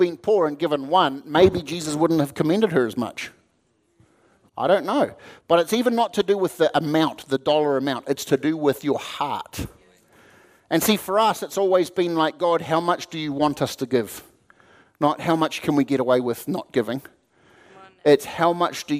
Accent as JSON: {"language": "English", "country": "New Zealand", "moved": "as an adult", "lives_now": "United States", "said": "I'm a Kiwi"}